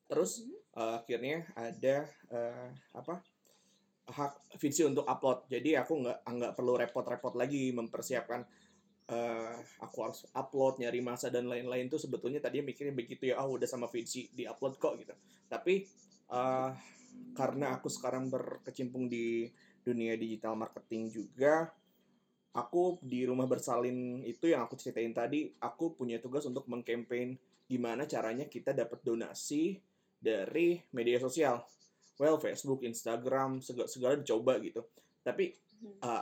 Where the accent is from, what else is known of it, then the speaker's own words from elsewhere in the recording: Kuningan, West Java, Indonesia; aku asli dari Kuningan besar di Kuningan lahiran 98 umur 23